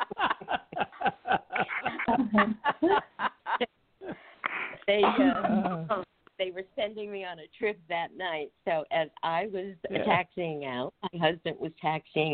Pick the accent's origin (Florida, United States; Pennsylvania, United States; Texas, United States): Pennsylvania, United States; Bethlehem; I was born and raised right outside of Bethlehem